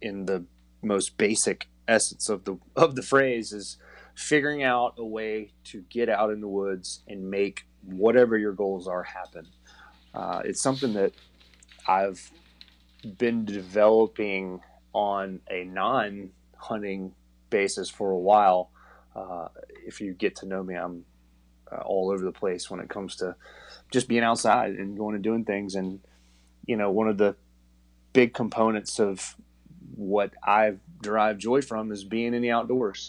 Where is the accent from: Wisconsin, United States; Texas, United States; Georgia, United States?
Georgia, United States; South; now in Atlanta, United States; I grew up in South Georgia and now currently live in Atlanta